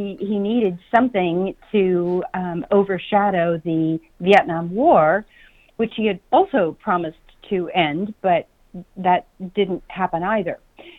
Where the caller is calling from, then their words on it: Phoenix, Arizona, United States; I am sitting in sunny Phoenix.